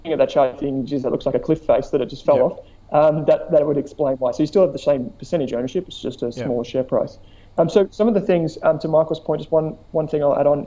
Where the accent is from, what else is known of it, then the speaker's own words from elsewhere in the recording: Melbourne, Victoria, Australia; I'm from Melbourne